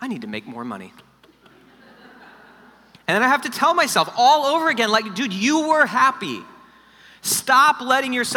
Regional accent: South Florida, United States; I grew up in South Florida, which is like LA of the East

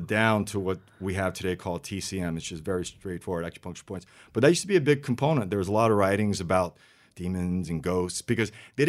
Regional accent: Louisiana, United States; first language French; So going back to Louisiana, it's really interesting. We had this, growing up in French area in Louisiana, my parents and grandparents spoke French before English.

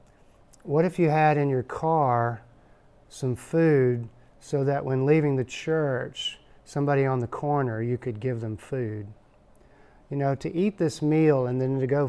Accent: Texas, United States; I'm from Texas

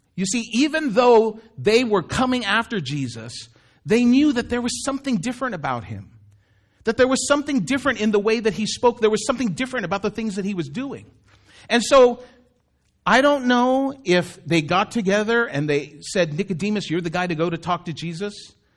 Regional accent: Daly City, California, United States; also born or lived in Philippines; I would say I was from Daly City. Because Daly City is where I grew up.

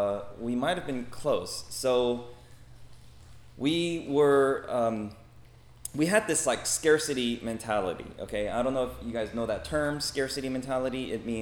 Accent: Los Angeles, California, United States; also born or lived in South Korea; So I grew up in Echo Park, Los Angeles. I was born in Korea. I came to LA when I was 5 years old with my family, and we grew up in Echo Park, which is a very urban part of Los Angeles, a very urban neighborhood.

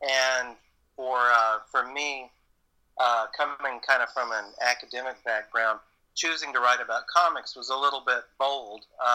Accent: Southern, United States; accent: Southern; my Southern accent

